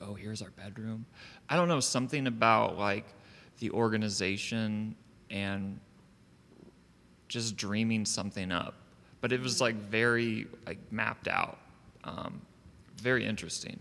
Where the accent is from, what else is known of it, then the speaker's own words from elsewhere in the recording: Savannah, Georgia, United States; I was born in Savannah